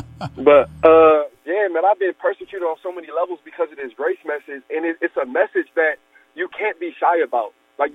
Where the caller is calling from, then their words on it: Akron, Ohio, United States; Akron, Ohio.